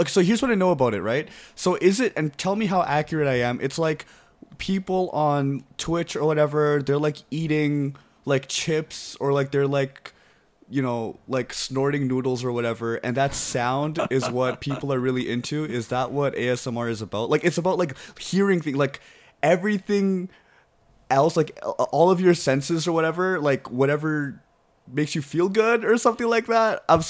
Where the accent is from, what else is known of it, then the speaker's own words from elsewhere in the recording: East Coast, United States; I am from the East Coast, and I stick by it. I don't care.